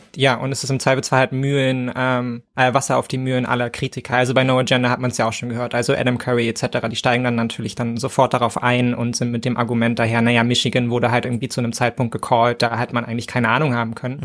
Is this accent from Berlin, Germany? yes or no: yes; Berlin, Germany; ich als Berliner